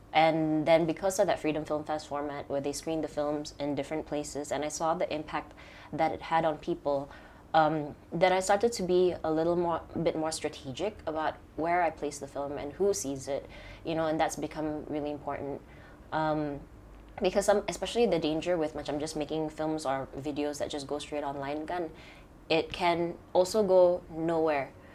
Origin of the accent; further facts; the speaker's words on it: Sabah, Malaysia; growing up in Sabah here because you're always surrounded by nature